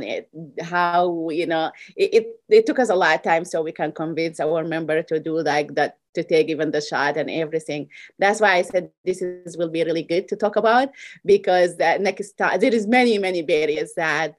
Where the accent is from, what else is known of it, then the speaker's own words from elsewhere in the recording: Sudan; moved away as an adult; now in Iowa, United States; I'm originally from Sudan. I came to this country over 22 years ago.